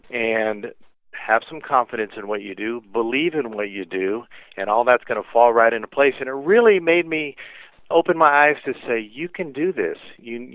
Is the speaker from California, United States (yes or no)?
yes; Carlsbad, California, United States; moved away; also born or lived in Orange County; I was actually grew up in Carlsbad, which is, you know, North San Diego County.